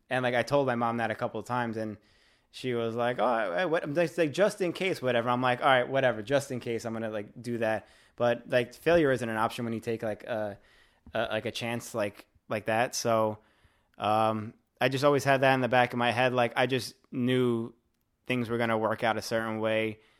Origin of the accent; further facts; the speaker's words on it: New York City, New York, United States; I'm from Staten Island also